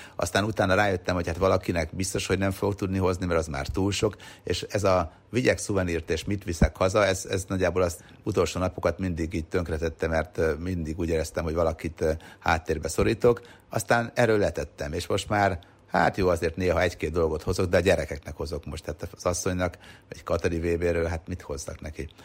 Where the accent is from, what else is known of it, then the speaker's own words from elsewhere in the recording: Sopron, Győr-Moson-Sopron, Hungary; egyébként én Soproni vagyok